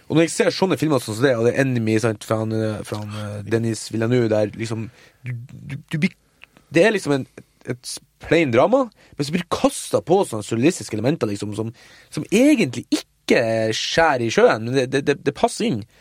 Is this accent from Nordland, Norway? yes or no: yes; Mo i Rana, Nordland, Norway; moved away; filmfestival hjemme på Mo i Rana